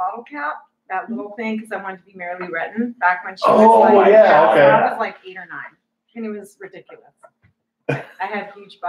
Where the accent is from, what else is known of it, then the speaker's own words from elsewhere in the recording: South Dakota, United States; moved away; I'm from South Dakota.